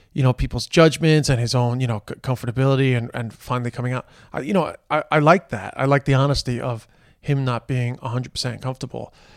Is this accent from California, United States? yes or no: no; New York City, New York, United States; growing up in Queens